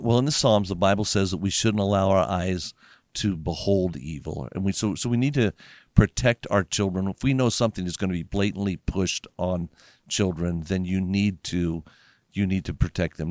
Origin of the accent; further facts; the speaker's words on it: Las Vegas, Nevada, United States; I grew up in Las Vegas